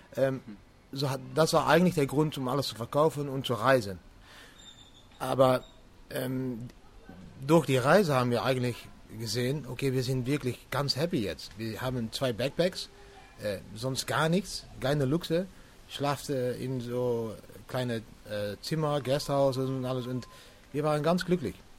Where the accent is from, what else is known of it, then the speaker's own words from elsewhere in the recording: Venlo, Limburg, Netherlands; German is a second language; ich komme aus, aus Holland. So, ich liebe an die Grenze von Deutschland. So, das ist wieso ich ein bisschen Deutsch spreche. Die Stadt heißt Venlo.